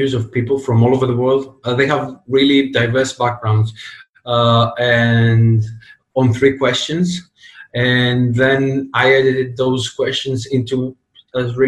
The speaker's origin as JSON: {"language": "English", "country": "Greece", "tie": "born or raised there", "said": "I grew up in Greece"}